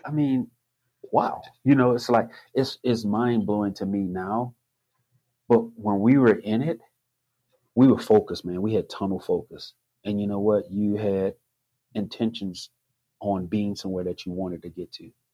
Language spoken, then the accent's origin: English; the South, United States; I grew up in the South